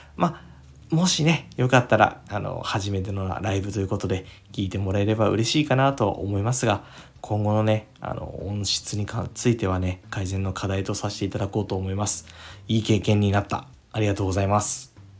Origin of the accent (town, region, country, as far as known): Fukuoka, Japan; born or raised there